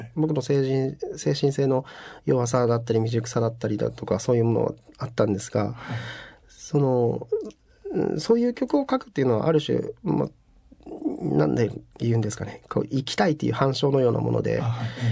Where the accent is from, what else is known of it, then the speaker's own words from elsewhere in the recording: Fukuoka, Japan; now in Tokyo, Japan; そこから逃げるように東京に上京してきた